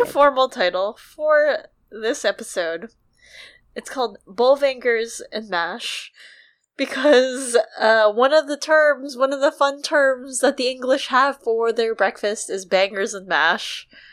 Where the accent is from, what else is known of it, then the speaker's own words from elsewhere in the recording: United States; as an American